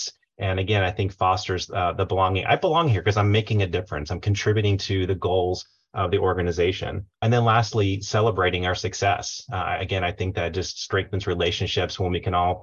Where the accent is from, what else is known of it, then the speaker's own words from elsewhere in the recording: Tampa Bay area, Florida, United States; now in Charlotte, United States; I'm originally from the Tampa Bay area, Florida, but have lived in Charlotte for almost 20 years now